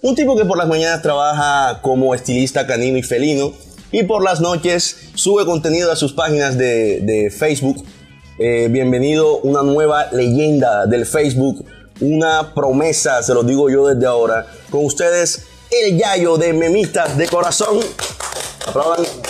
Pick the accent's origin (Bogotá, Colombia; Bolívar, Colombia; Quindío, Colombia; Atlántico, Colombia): Atlántico, Colombia; Barranquilla; accent: costeño, barranquillero; Yo normalmente modulo un poquito mi acento costeño, barranquillero en mis videos.